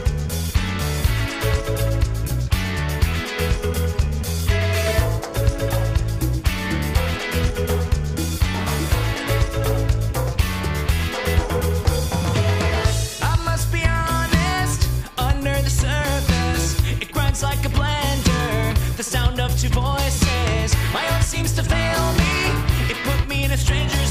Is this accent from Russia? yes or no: no; Pittsburgh, Pennsylvania, United States; that is my hometown. That's where I am right this second